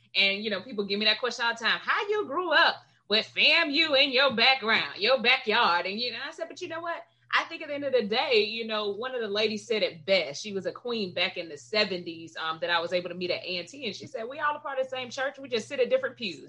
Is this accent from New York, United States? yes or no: no; Gadsden County, Florida, United States; I grew up right outside of Tallahassee in Gadsden County.